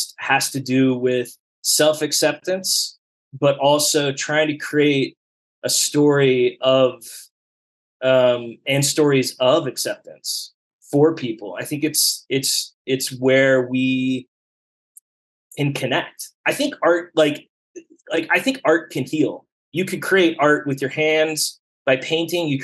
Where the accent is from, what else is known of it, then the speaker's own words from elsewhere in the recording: Dallas, Texas, United States; moved away as an adult; also born or lived in upstate New York / San Francisco; I grew up in Oak Lawn in Dallas